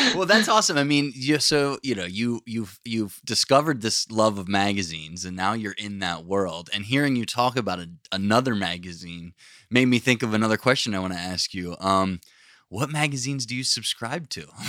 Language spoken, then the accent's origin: English; Pennsylvania, United States; also born or lived in Florida; now in Maine, United States; I grew up in Pennsylvania